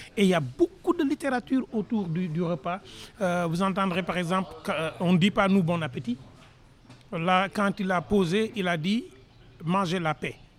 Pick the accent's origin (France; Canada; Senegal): Senegal; je suis dans la même région que l'ancien président Abdou qui était président du Sénégal, deuxième président, président de l'OIF. On est dans. J'ai fait mes études dans la ville où il est né. Mais je suis dans un petit village. Donc quand on est dans un petit village, élevé par une grand-mère